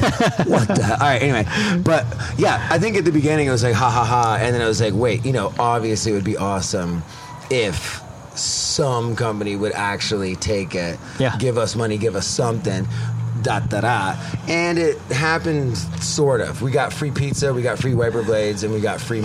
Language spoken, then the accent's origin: English; Vienna, Austria; now in United States; I grew up overseas, so not as much.